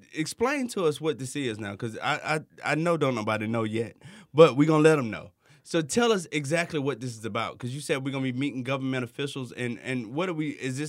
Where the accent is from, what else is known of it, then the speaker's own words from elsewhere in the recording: Alabama, United States; I'm from Alabama. We don't talk eloquently.